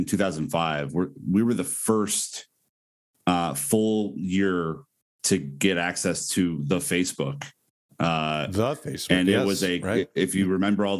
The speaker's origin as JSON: {"language": "English", "town": "Omaha", "region": "Nebraska", "country": "United States", "tie": "born or raised there", "said": "I'm originally from Omaha, Nebraska"}